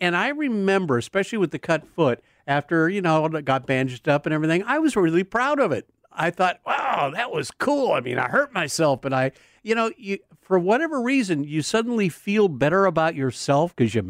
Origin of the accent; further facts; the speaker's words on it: California, United States; I grew up in ancient times, as you know, here in California